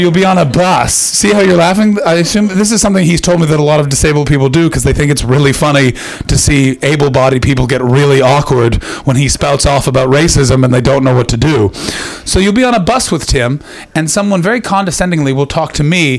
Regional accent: Canada; moved away as an adult; now in United Kingdom; I'm a Canadian

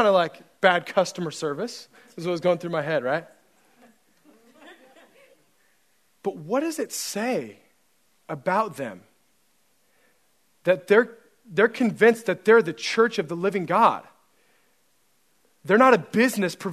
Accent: Central Oregon, United States; moved away as an adult; I grew up in Central Oregon

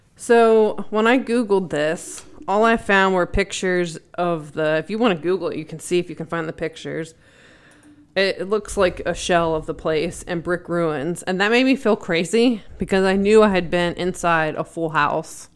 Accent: York County, Pennsylvania, United States; the area I grew up in in York County, Pennsylvania.

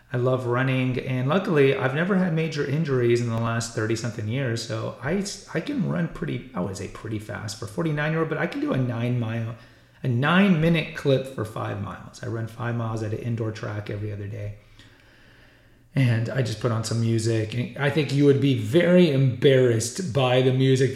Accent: Houston, Texas, United States; moved away as an adult; also born or lived in Alaska; I was born and raised in Texas. I still live in Texas. I live in Central Texas, but I grew up in Houston.

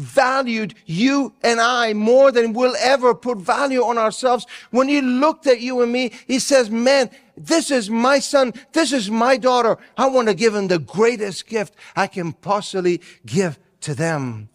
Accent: Italy; now in United States; growing up in Italy, I did not celebrate Christmas the way that we do here in the United States

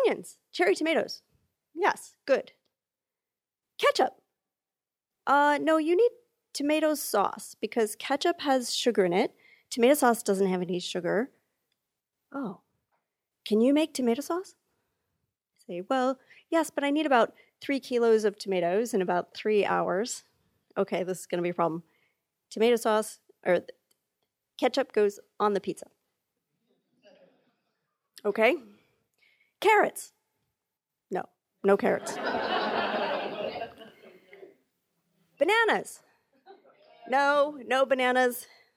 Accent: United States; I'm an American, but I'm half Italian

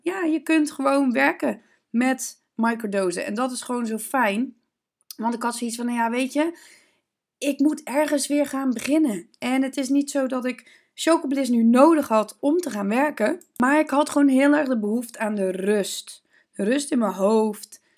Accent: Zeeland, Netherlands; Ik kom uit Zeeland. Ik ben natuurlijk geboren bij de zee.

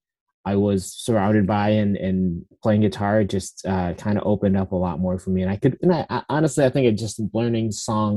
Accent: a little south of Syracuse, central New York, United States; now in Portland, United States; I actually grew up in upstate New York, in like central New York

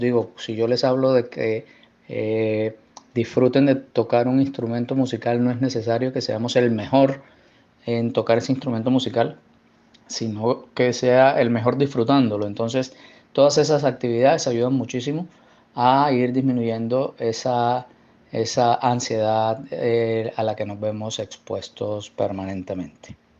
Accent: Barranquilla, Atlántico, Colombia; moved away as an adult; yo soy barranquillero

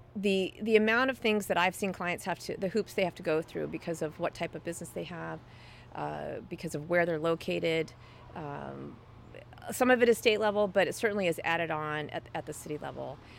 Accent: Dallas, Texas, United States; now in Seattle, United States; I grew up in Dallas

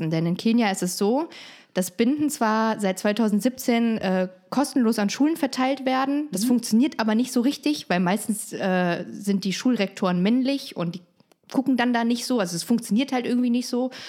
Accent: East Germany, Germany; Ich bin ja selber Ossi

